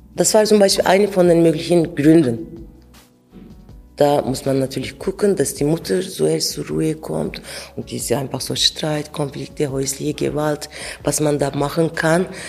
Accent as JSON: {"language": "German", "region": "Ankara", "country": "Turkey", "tie": "born or raised there", "also_born_or_lived": "Adıyaman, Turkey", "second_language": "German", "moved": "as an adult", "lives_now": "Switzerland", "said": "Ich bin in Ankara aufgewachsen, aber ich komme aus Adiaman"}